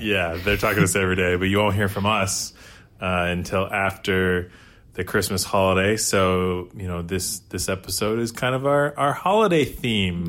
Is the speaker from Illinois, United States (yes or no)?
no; Eastern Washington, United States; now in Seattle, United States; I'm from Eastern Washington